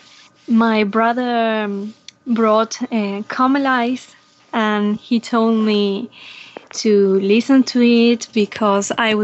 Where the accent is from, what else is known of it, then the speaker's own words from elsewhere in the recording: Argentina; I'm from Argentina, a little bit far away from you guys